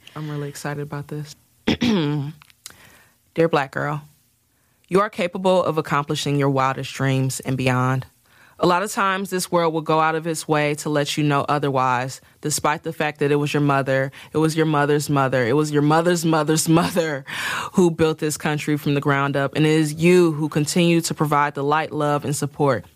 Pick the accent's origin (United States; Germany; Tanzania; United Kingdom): United States; Midwest; I'm country as hell, even though I'm from the Midwest